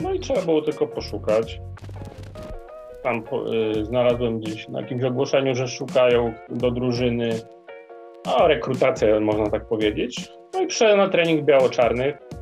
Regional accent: Przemyśl, Subcarpathian Voivodeship, Poland; now in Kraków, Poland; pochodzę z Podkarpacia, dokładnie z Przemyśla. No i dość długo tam w sumie byłem.

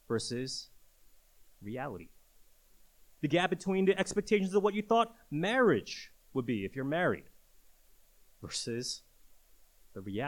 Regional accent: New York City, New York, United States; growing up in New York City

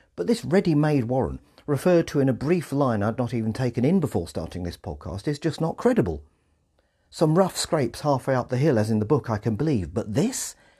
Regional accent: England, United Kingdom; we English

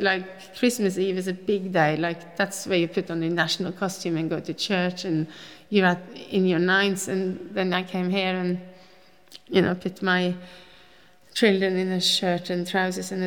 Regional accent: Oslo, Norway; English is a second language; moved away as an adult; also born or lived in Oppegård / London; now in Tasmania, Australia; I grew up in Oslo. I'm born and bred in Oslo.

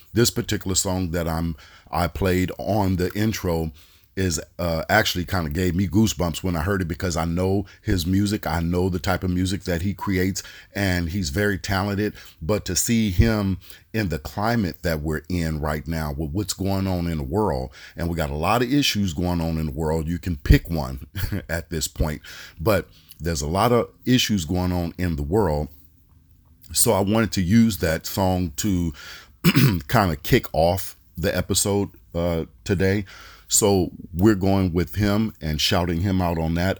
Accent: Oakland, California, United States; I'm from the Bay Area, uh, from Oakland.

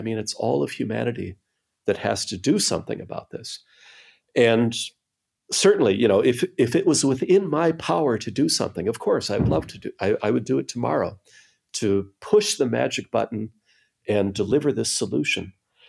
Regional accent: Minnesota, United States; I'm from Minnesota, yeah.

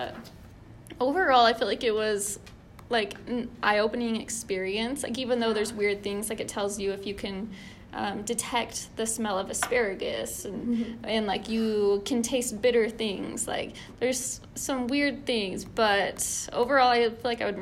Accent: Utah, United States; I'm from Utah.

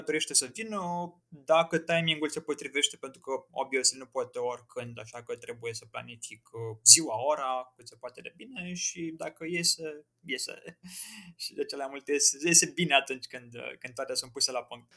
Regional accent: Piatra Neamț, Neamț County, Romania; moved away as an adult; also born or lived in Muntenia; now in Bucharest, Romania; m-am născut în Muntenia, dar cum am plecat au plecat ai mei cu tot cu mine uh, pe la 2 ani, am stat în Piatra Neamț în vreo 17 ani, așa că se spune că sunt de acolo.

